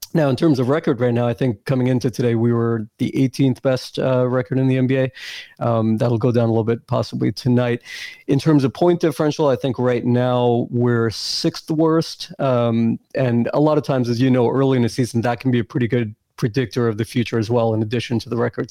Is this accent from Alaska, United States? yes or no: no; New York, United States; I grew up in New York